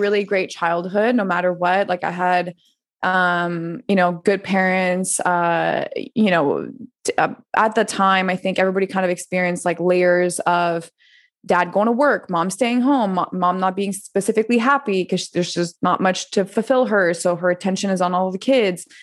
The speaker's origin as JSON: {"language": "English", "town": "Montreal", "region": "Quebec", "country": "Canada", "tie": "born or raised there", "also_born_or_lived": "France", "moved": "yes", "said": "I'm originally from Montreal"}